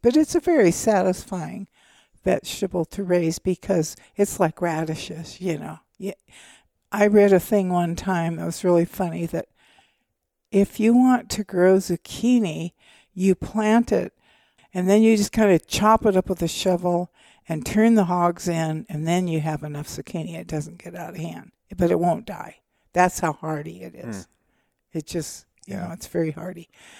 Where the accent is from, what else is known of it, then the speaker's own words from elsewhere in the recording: California, United States; No, in the foothills I grew up in Northern California were black-tailed deer.